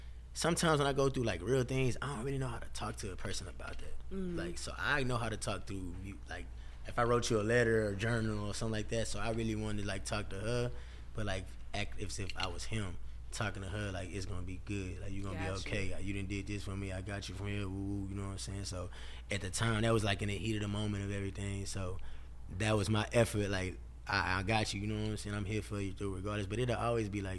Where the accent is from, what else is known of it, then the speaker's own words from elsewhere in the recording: Texas, United States; we from Texas